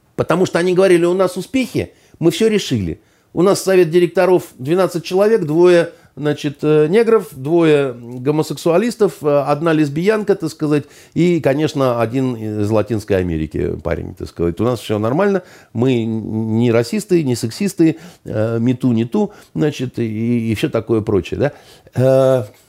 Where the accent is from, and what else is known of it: Russia